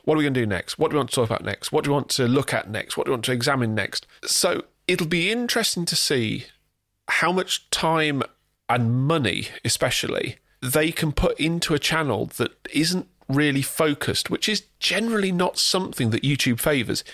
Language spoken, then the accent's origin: English; England, United Kingdom; we are British or English